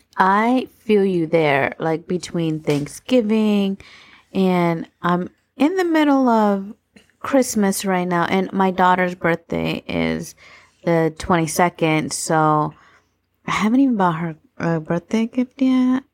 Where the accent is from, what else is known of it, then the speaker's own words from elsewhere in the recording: Florida, United States; I was born and raised in Florida